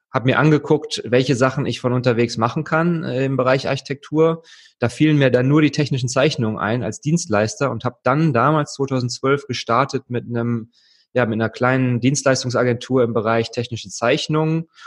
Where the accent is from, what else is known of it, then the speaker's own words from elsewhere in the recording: Wuppertal, North Rhine-Westphalia, Germany; Ich komme aus Wuppertal ursprünglich. ähm, das ist gar nicht mal so weit weg von Köln, deswegen freue ich mich, ein bisschen in der Heimat vorbeizuschauen.